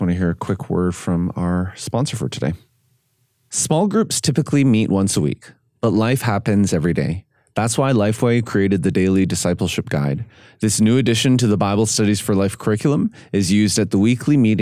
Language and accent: English; Canada; I'm Canadian